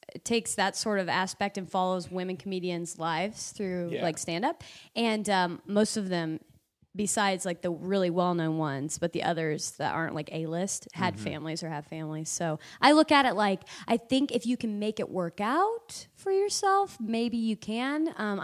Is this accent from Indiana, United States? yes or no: yes; Indiana, United States; I hesitate to even go back home to do comedy. I've been asked by clubs there, and my hometown even has a comedy club. But I haven't gone back because my whole entire set is about Indiana.